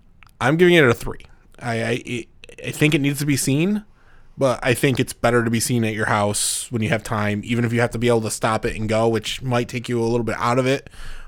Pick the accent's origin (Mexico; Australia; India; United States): Mexico; English is a second language; I'm from Mexico. Sorry about my English.